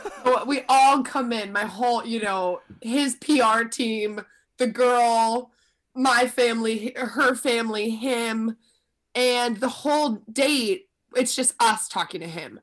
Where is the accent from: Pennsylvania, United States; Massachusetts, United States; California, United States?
Pennsylvania, United States; suburbs of Philadelphia; moved away as an adult; now in New York City, United States; I had just moved from New York to the suburbs of Philly